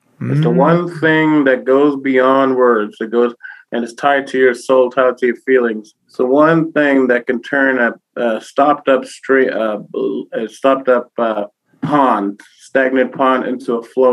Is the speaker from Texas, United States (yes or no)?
no; New York, United States; I'm Boricua from New York